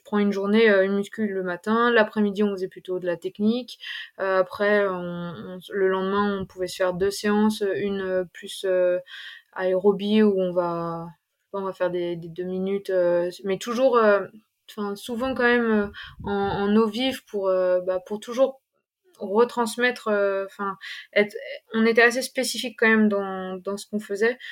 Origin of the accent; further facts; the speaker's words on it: Ain, Auvergne-Rhône-Alpes, France; now in Grenoble, France; je suis originaire de l'Ain, euh, plus précisément euh, en Brunet